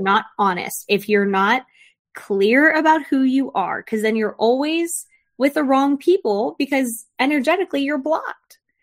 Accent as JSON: {"language": "English", "region": "Florida", "country": "United States", "tie": "born or raised there", "said": "I grew up in Florida with a lot of my dad's family"}